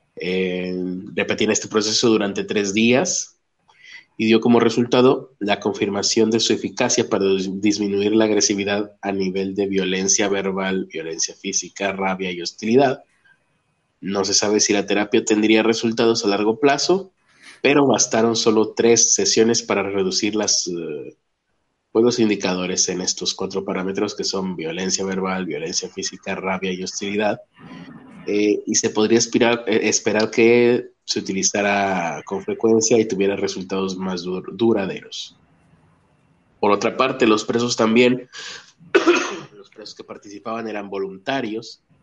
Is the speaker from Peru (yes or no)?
no; Mexico; lo dice alguien de México